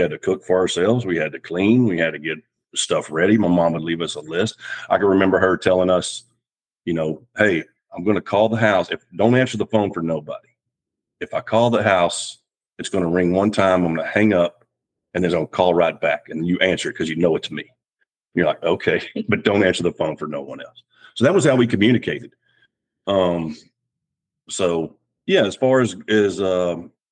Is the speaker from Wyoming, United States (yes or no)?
no; Dallas, Texas, United States; moved away as an adult; also born or lived in Virginia; now in James City County, United States; I'm originally from Dallas, Texas, and joined the Navy